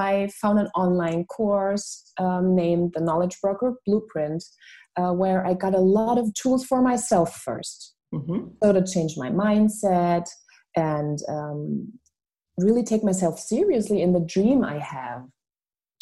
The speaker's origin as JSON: {"language": "English", "town": "Munich", "region": "Bavaria", "country": "Germany", "tie": "born or raised there", "also_born_or_lived": "Switzerland", "second_language": "English", "said": "I was born in Munich, Germany. My father is a Filipino and my mother is German. Mm-hmm. And I was raised in beautiful Bavaria and then went to boarding school when I was 5.5 to Switzerland."}